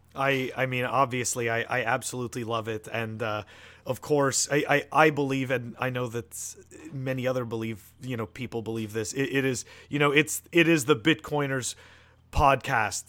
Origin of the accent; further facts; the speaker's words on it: Canada; moved away; I'm originally from Canada